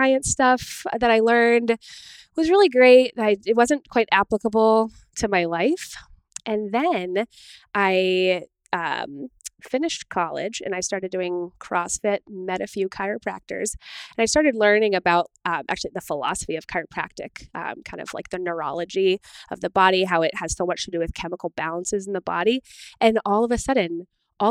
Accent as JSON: {"language": "English", "town": "Newburyport", "region": "Massachusetts", "country": "United States", "tie": "born or raised there", "said": "I am a local native. I grew up in Newburyport, went to Newburyport High School"}